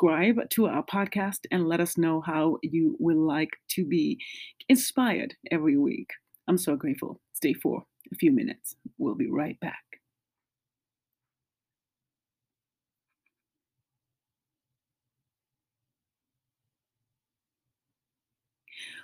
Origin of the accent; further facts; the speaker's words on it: South Africa; moved away as an adult; now in United States; I am from originally from South Africa, but I've lived in the States for 20 years.